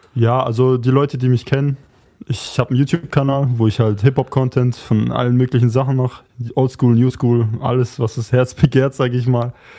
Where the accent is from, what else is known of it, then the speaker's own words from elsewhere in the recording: near Göppingen, Baden-Württemberg, Germany; Ich bin auch aus Baden-Württemberg